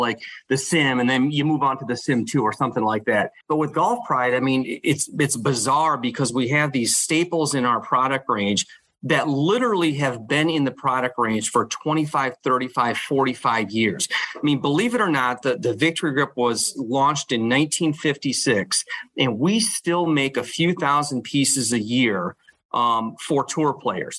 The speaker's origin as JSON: {"language": "English", "region": "Michigan", "country": "United States", "tie": "born or raised there", "moved": "yes", "said": "I grew up in Michigan, went to Michigan State."}